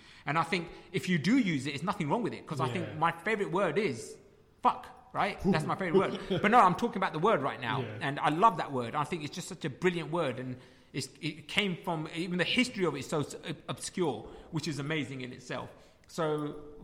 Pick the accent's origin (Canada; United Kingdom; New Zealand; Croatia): United Kingdom; You're British, I'm British. End of. And our culture is Punjabi